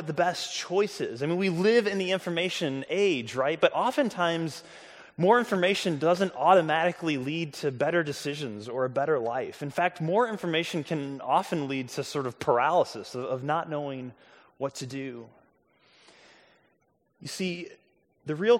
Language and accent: English; St. Louis, Missouri, United States; the Kirkwood Public Library where I grew up in St. Louis